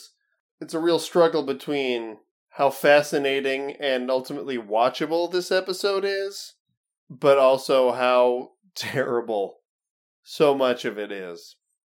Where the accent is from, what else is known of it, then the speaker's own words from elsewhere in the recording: United States; growing up in the United States